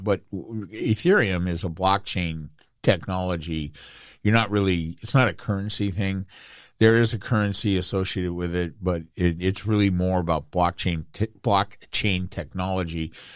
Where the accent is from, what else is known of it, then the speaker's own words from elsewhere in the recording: Inglewood, California, United States; also born or lived in Anaheim; I grew up in Inglewood and I watched them build the Forum.